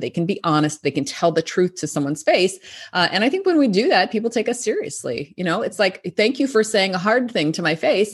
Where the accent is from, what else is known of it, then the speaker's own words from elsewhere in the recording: Arkansas, United States; moved away as an adult; also born or lived in New York; I'm from Arkansas, which is kind of a small rural state in the United States. Uh, I grew up there